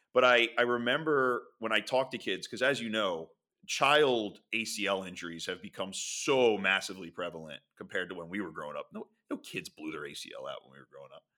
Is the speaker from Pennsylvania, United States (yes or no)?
yes; Philadelphia, Pennsylvania, United States; also born or lived in Springfield, Delaware County; I grew up in Philadelphia